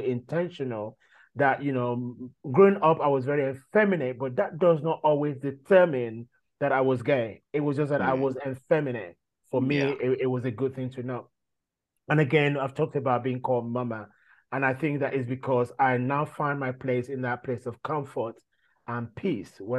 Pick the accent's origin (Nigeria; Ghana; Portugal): Nigeria; now in United Kingdom; growing up in Nigeria as an African